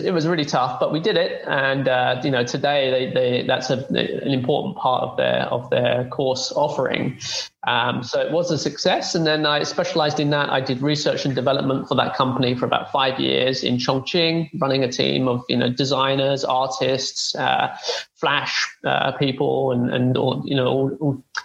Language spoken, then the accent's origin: English; London, United Kingdom; moved away as an adult; also born or lived in Southampton; now in China; I'm from London in the UK